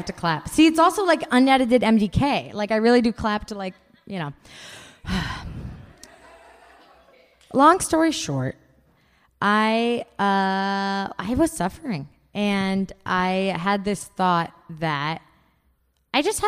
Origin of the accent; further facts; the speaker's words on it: Bay Area, California, United States; also born or lived in Japan; I grew up in the Bay Area. I've lived in the same 20 miles my entire life, aside from our stint in Japan